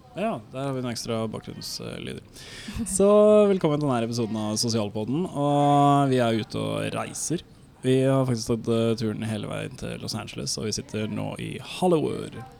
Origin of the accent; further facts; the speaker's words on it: Norway; Som nordmann